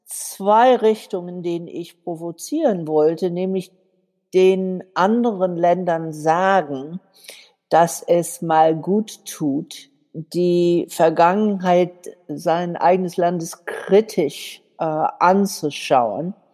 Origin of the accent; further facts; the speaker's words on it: Southern United States, United States; born there; Ich bin in den Südstaaten von den USA geboren